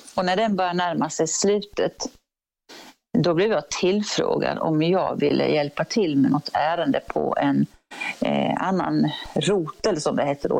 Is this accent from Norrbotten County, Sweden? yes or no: no; Örebro, Örebro County, Sweden; jag är ju från Örebro och eh, ja, den trakten